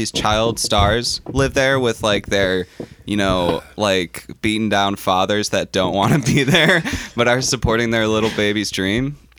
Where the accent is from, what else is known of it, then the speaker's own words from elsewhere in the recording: Chicago, Illinois, United States; I'm from Chicago, Illinois.